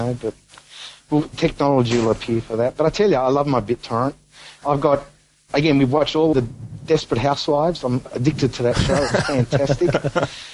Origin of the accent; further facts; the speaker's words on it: Melbourne, Victoria, Australia; moved away; I'm originally a Melbourne boy. I grew up in Melbourne.